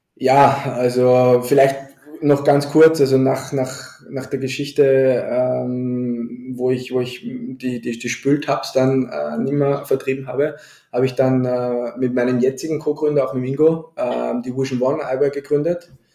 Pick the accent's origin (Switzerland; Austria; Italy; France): Austria; bei uns in Österreich